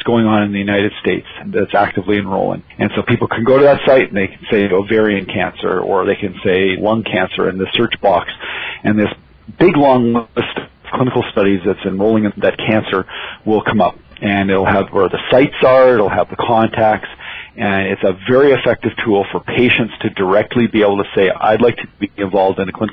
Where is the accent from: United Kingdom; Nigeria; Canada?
Canada; Alberta; I'm from Alberta, and it's hard to find somebody here who hasn't worked in the oil industry